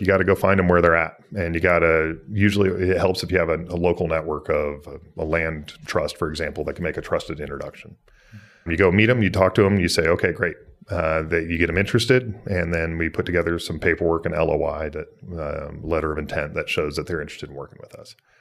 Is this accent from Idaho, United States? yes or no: yes; Boise, Idaho, United States; I was a kid growing up in Idaho. and, uh, grow up in Boise